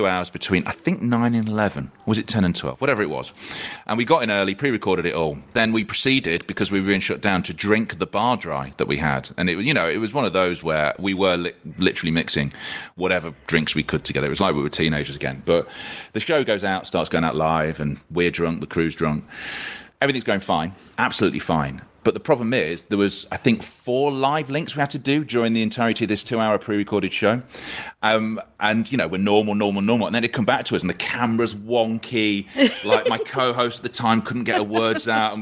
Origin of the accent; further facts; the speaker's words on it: Leicester, East Midlands, United Kingdom; now in Manchester, United Kingdom; I grew up in Leicester